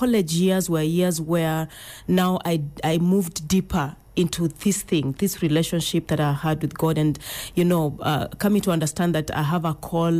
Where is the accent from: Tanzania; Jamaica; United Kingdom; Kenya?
Kenya; Machakos County; now in Nairobi, Kenya; I'm from Machakos County, born and brought up in Machakos County, but currently I live in Nairobi